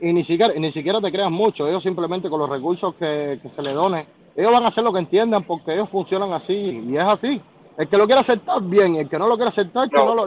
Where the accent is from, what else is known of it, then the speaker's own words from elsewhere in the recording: Cuba; moved away as an adult; also born or lived in Costa Rica; now in United States; los cubanos, es que muchos llegamos aquí con desconocimiento totales